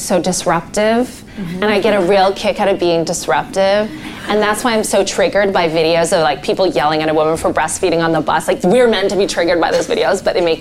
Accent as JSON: {"language": "English", "country": "Canada", "moved": "yes", "lives_now": "United Kingdom", "said": "a white Canadian girl born in the 80s"}